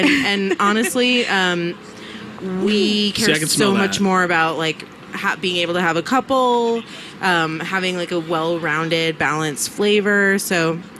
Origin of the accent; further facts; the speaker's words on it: New York City, New York, United States; I'm from New York City.